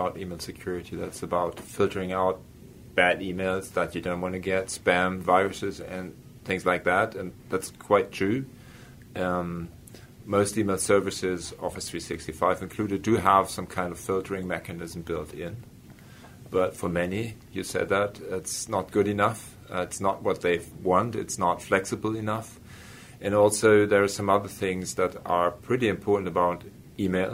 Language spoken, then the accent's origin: English; Hanover, Lower Saxony, Germany; my hometown, Hanover